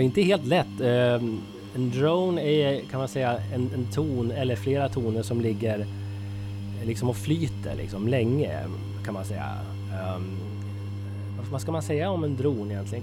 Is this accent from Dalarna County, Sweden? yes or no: yes; Söderbärke, Dalarna County, Sweden; also born or lived in Fagersta, Västmanland; now in Gävle, Sweden; Jag, jag kommer från Dalarna, södra Dalarna, ett litet, en liten ort som heter Söderberke